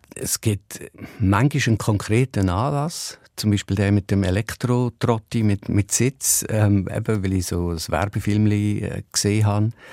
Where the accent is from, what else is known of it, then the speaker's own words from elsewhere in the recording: Ruedertal, Aargau, Switzerland; es ist immer noch das Vokabular vom Rudertal, wo ich aufgewachsen bin